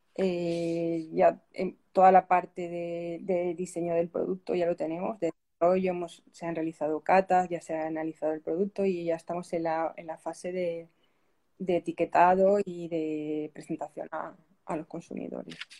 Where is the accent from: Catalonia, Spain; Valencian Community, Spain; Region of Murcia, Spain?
Valencian Community, Spain; Pilar de la Horadada; also born or lived in Loja, Ecuador; mi pueblo, yo soy de, Pilar de la Horadada